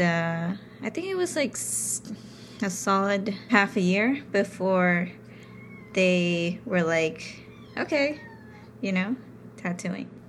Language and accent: English; New York City, New York, United States; growing up in New York